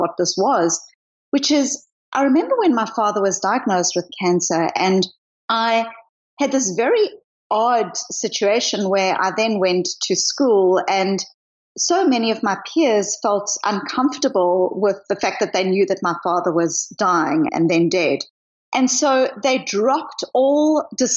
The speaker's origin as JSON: {"language": "English", "country": "South Africa", "tie": "born or raised there", "also_born_or_lived": "Australia / New Zealand", "moved": "yes", "lives_now": "Boston, United States", "said": "I grew up in apartheid South Africa"}